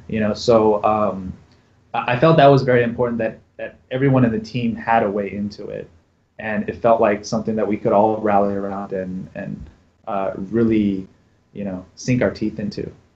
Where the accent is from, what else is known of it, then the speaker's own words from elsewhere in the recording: Raleigh, North Carolina, United States; moved away as an adult; also born or lived in San Francisco; grew up in raleigh north carolina